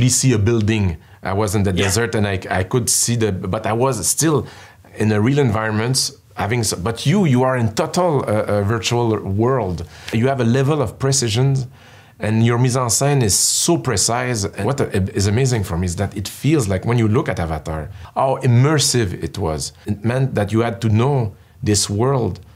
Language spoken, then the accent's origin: English; Canada